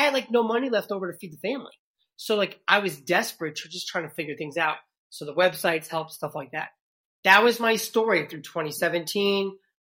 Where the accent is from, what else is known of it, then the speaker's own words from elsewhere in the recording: New York City, New York, United States; accent: New York City; I'm originally from New York City, so I lost my New York City accent a long time ago